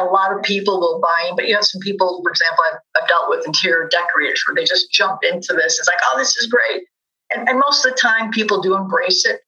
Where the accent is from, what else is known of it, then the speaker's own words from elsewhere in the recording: Chicago, Illinois, United States; Growing up in Chicago